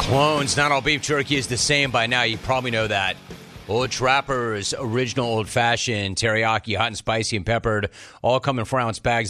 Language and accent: English; Los Angeles, California, United States; I'm an L A native.